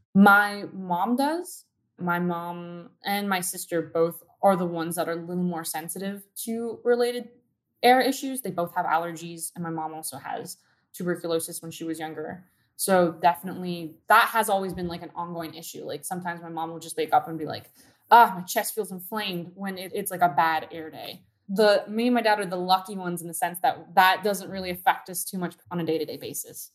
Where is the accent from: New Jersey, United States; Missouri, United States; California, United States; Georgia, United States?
California, United States; Downey; I grew up in Downey next to a freeway